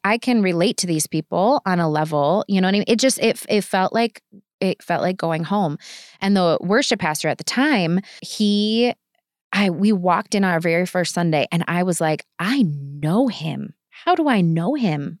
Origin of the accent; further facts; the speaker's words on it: Kenosha, Wisconsin, United States; moved away as an adult; I'm from Kenosha